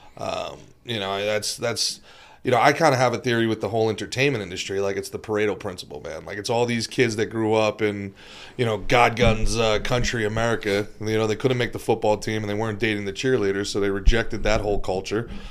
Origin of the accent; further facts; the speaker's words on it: New Jersey, United States; also born or lived in Brooklyn, New York; now in Florida, United States; I was born in Brooklyn and raised in Jersey